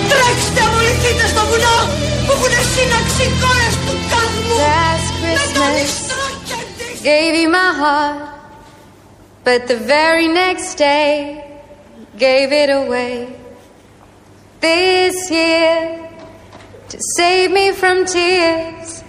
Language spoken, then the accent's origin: Greek; Greece; Επειδή εγώ είμαι, λέω ότι είμαι Έλληνα, μπορώ να προδώσω την πατρίδα μου.